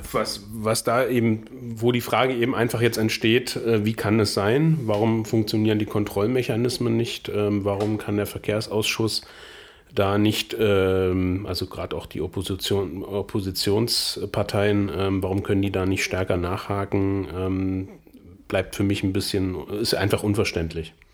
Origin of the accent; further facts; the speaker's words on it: Saxony-Anhalt, Germany; bei uns in Sachsen-Anhalt